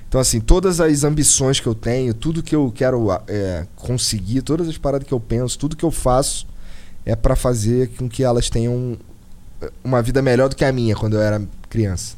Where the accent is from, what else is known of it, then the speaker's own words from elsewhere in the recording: Rio de Janeiro, Brazil; moved away as an adult; now in Curitiba, Brazil; Eu nasci no Rio Comprido, Zona Norte, tudo Zona Norte. Nasci no Rio Comprido. E morei muitos anos no, no Rocha